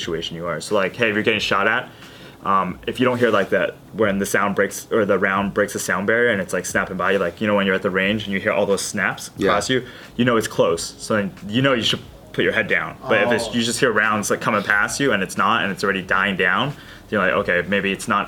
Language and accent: English; Long Beach, California, United States; I was born and raised in Long Beach, California